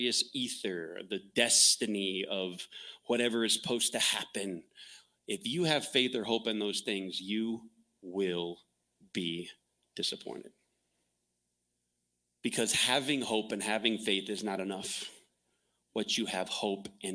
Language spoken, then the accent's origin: English; the South, United States; moved away; also born or lived in Texas; I grew up in the South